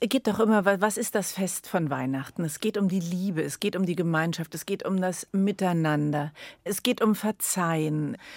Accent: Berlin, Germany; also born or lived in Addis Ababa, Ethiopia; ich bin total verwurzelt, ich bin absolute Berlinerin

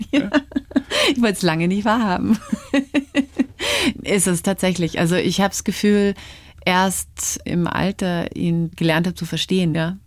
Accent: Upper Palatinate, Bavaria, Germany; also born or lived in Canada; Geprägt haben mich meine Kindheit auf dem Oberpfälzer Dorf

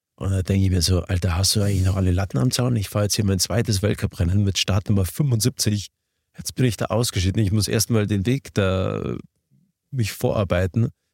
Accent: Garmisch-Partenkirchen, Bavaria, Germany; ich komme aus Garmisch-Partenkirchen

